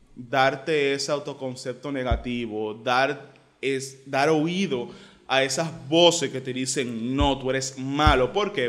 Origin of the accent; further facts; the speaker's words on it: Santo Domingo, Distrito Nacional, Dominican Republic; yo, crecí en Cristo Rey